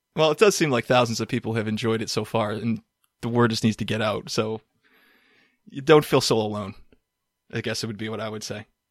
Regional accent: Boston, Massachusetts, United States; born or raised there

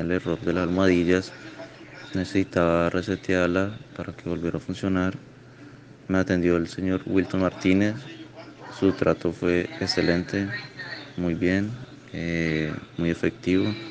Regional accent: Colombia; soy del país de Colombia

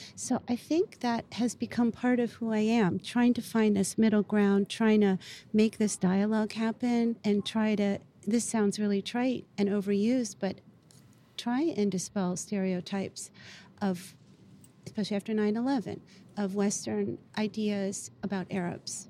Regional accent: Beirut, Beirut Governorate, Lebanon; moved away; I was born in Beirut

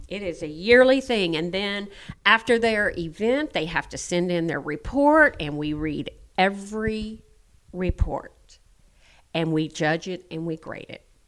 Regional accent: Alice, Texas, United States; I'm from Alice.

